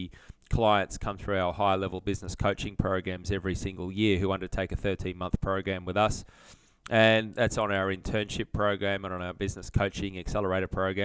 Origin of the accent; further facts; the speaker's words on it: Sydney, New South Wales, Australia; moved away as an adult; also born or lived in Brisbane; I grew up near Parramatta out in Sydney